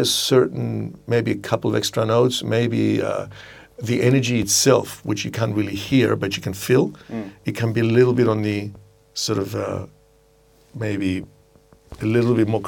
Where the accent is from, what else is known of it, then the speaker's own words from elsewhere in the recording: Cyprus; I was born in Cyprus